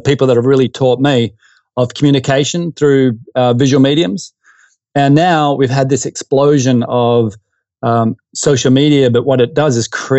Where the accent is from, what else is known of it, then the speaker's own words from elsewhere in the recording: Perth, Western Australia, Australia; also born or lived in Derby, Western Australia; I grew up in Western Australia in Perth, and in a suburb called Wilson.